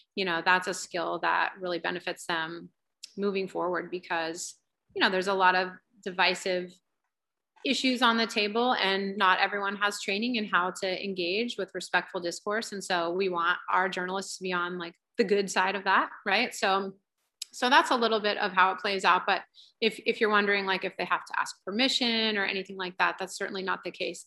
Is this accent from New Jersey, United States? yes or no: no; Centerville, Ohio, United States; moved away as an adult; also born or lived in Indiana; now in California, United States; I grew up in Ohio and I was part of the yearbook staff at my high school, Centerville, Ohio